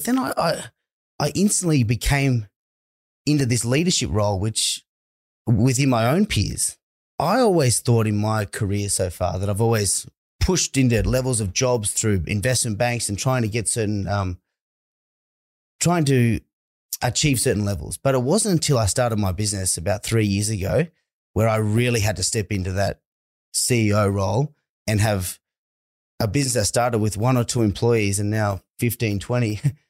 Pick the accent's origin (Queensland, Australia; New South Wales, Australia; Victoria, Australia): New South Wales, Australia; Dubbo; A fairly big town. It's one of the biggest rural country towns in Western New South Wales there is. I didn't really see much of that growing up